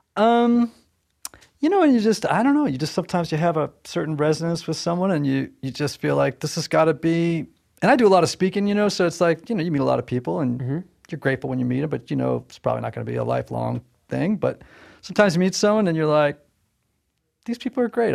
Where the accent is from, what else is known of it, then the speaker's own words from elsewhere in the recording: Southern Connecticut, United States; I'm from Southern Connecticut